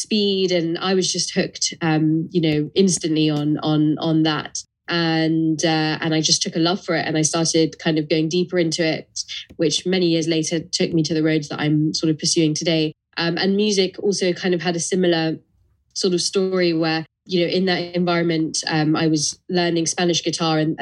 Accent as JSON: {"language": "English", "region": "London", "country": "United Kingdom", "tie": "born or raised there", "said": "tough environments growing up in London"}